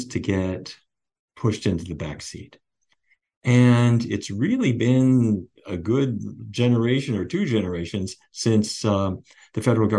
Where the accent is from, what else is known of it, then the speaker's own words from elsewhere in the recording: North Dakota, United States; When I was a kid, I grew up in North Dakota